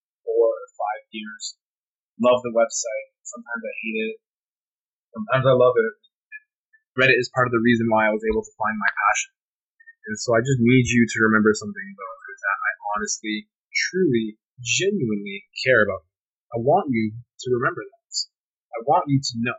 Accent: Canada; I'm Canadian

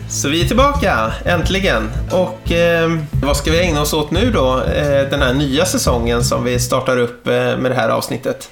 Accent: Täby, Stockholm County, Sweden; Jag är ju uppvuxen i Täby från början

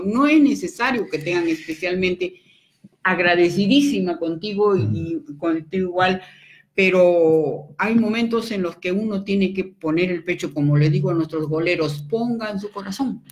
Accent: Peru; moved away as an adult; also born or lived in Venezuela; soy peruana

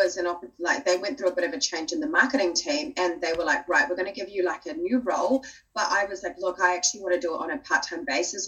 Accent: New Zealand; also born or lived in Australia / Fiji (parents); I was born in Australia, brought up in New Zealand.

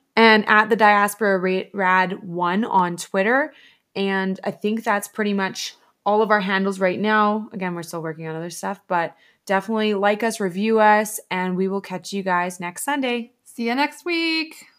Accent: Alberta, Canada; we're Canadian Alberta girls

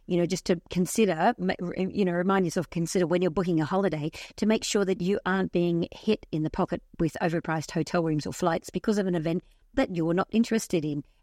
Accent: Tasmania, Australia; Coming back through Melbourne Airport before the tour, which I was from Tasmania, it was full of Tasmanian Swifties.

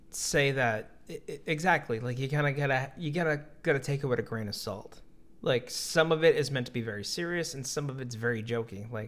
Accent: near Worcester, Massachusetts, United States; now in Virginia, United States; I'm not really from Boston. I'm like 45 minutes away from Boston, close to Worcester."

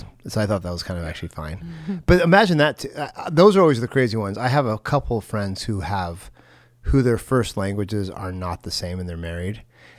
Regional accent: Oregon, United States; I'm from Oregon. Just a little heads up here, if you listen to the other side of the world, we have a predominantly white and Hispanic population in the areas I live.

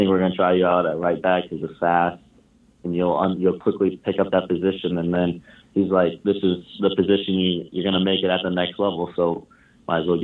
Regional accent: Indiana, United States; I'm from Indiana, just always wanted to stay close to home

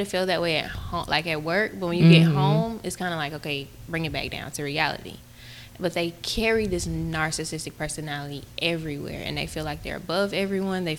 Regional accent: Georgia, United States; I was born and raised here in Georgia.

